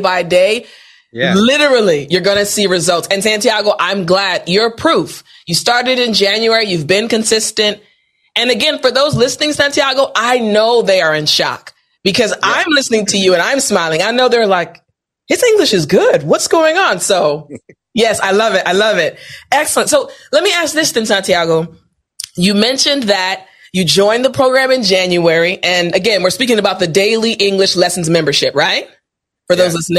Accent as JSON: {"language": "English", "country": "United States"}